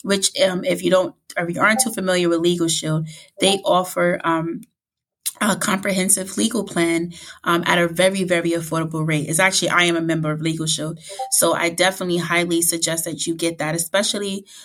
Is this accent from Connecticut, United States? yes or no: no; New York City, New York, United States; growing up in the Bronx and, you know, lower income family